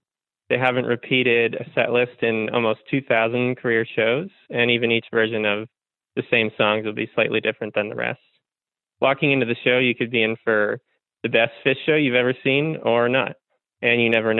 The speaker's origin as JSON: {"language": "English", "region": "Virginia", "country": "United States", "tie": "born or raised there", "said": "I grew up in Virginia."}